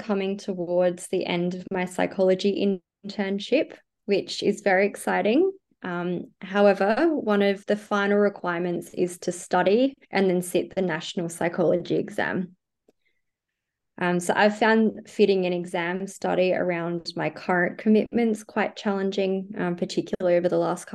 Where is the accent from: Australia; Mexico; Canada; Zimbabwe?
Australia; South Australia; moved away as an adult; now in Sydney, Australia; I am originally from South Australia and I moved to Sydney about 5 years